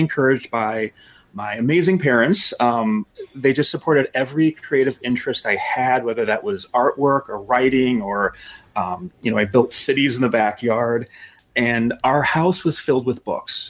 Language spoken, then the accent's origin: English; Chicago West Suburbs, Illinois, United States; So I'm a Chicagoan. I grew up in the West Suburbs, and I've lived in Chicago for about 12 years in the city.